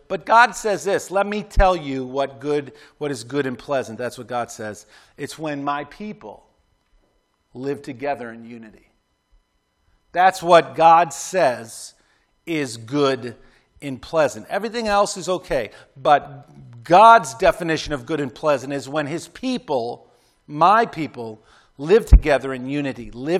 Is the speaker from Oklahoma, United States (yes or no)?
no; Clarence, New York, United States; Like I remember growing up in Clarence, New York